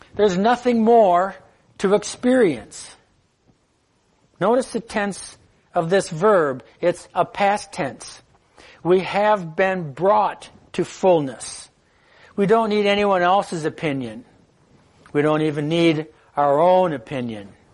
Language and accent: English; United States; as an American